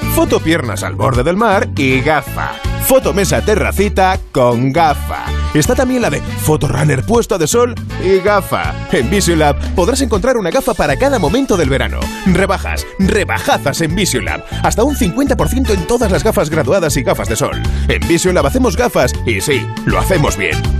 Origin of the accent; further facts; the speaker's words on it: Spain; somos españoles